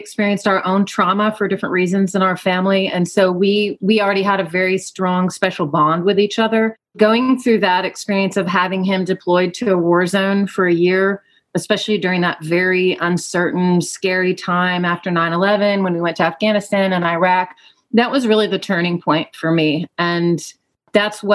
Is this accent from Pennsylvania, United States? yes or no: no; Georgia, United States; moved away as an adult; also born or lived in Portland, Oregon; now in Central Oregon, United States; I'm actually originally from Georgia, and I lived in Georgia until I was 28 when I relocated across the country to Portland for graduate school